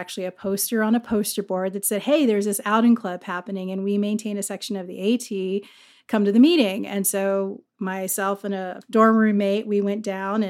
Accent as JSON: {"language": "English", "region": "Virginia", "country": "United States", "tie": "born or raised there", "said": "You know, I grew up actually in Virginia. My dad worked for the State Department, and we traveled all over the world growing up, and we ended up in Northern Virginia every time in between a deployment."}